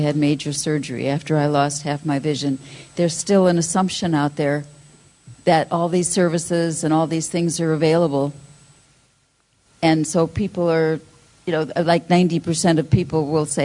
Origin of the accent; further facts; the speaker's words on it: United States; now in United Kingdom; I'm American, but I live over here.